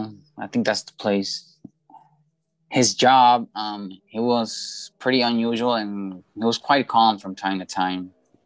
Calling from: Guadalajara, Jalisco, Mexico; I am calling from Guadalajara, Mexico.

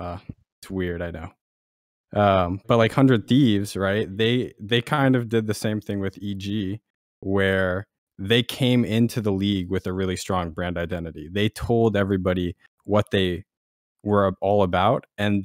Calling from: Washington, District of Columbia, United States; Washington, D.C. area.

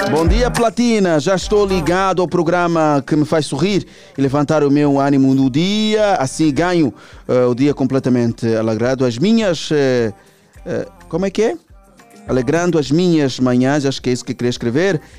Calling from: Camama, Luanda Province, Angola; Eu sou do Simeone, mas não lá no fundo, né? Sou do Simeone, mas não sou lá do fundo.

